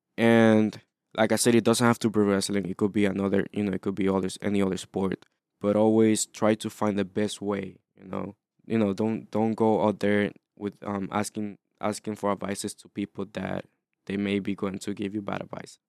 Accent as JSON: {"language": "English", "country": "Honduras", "tie": "born or raised there", "moved": "yes", "said": "I wasn't born here. So, I was born in Honduras"}